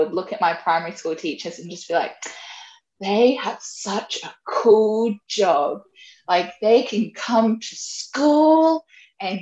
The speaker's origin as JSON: {"language": "English", "town": "Brisbane", "region": "Queensland", "country": "Australia", "tie": "born or raised there", "moved": "as an adult", "said": "I am originally from Brisbane, so I'm born and raised in Brizzy"}